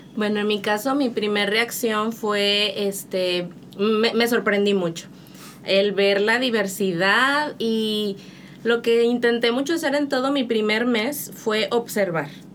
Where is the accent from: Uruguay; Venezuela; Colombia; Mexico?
Mexico; Monterrey, Nuevo León; moved away as an adult; now in Santiago, Dominican Republic; soy de Monterrey, México